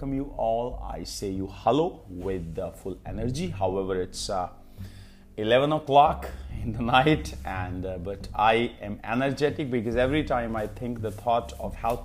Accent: Kurukshetra, Haryana, India; moved away as an adult; now in Pehowa, India; My hometown is Kurukshetra, but these days I am living at Pehwa

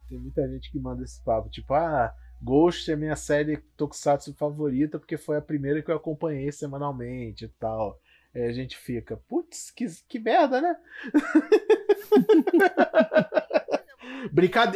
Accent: Rio de Janeiro, Brazil; Rio, né? Porque somos cariocas.

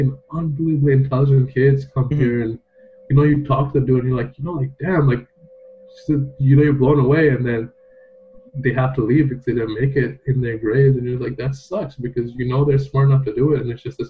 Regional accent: Dubai, United Arab Emirates; moved away as an adult; now in Canada; I grew up in Dubai

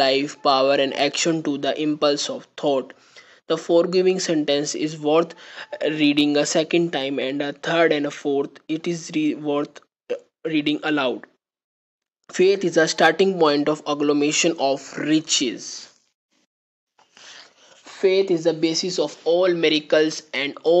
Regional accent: India; I am from India.

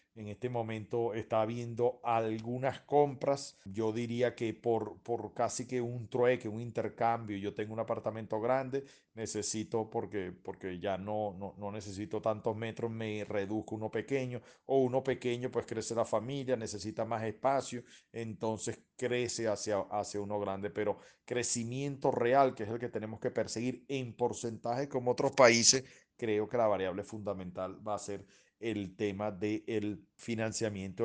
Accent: Venezuela; somos venezolanos

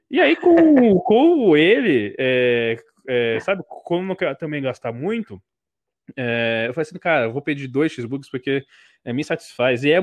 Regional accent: Rio de Janeiro, Brazil; sou do Rio

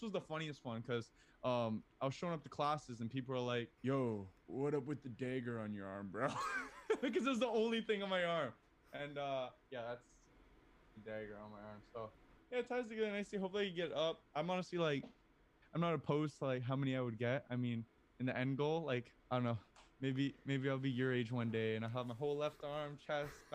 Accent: Hamilton, Ontario, Canada; I am from Hamilton, Ontario, so I'm a Tiger Cats fan

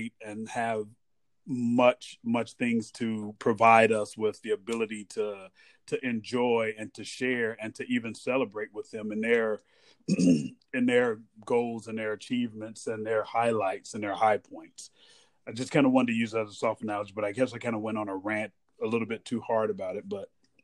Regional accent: United States; also born or lived in Hawaii; as an American

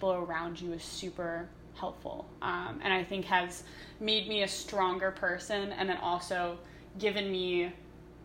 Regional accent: New York City, New York, United States; moved away as an adult; now in Ithaca, United States; I had lived in New York City my entire life

